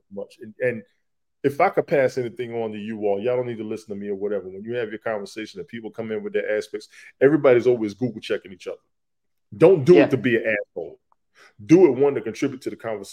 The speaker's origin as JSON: {"language": "English", "town": "New York City", "region": "New York", "country": "United States", "tie": "born or raised there", "moved": "yes", "said": "I'm originally from Queens"}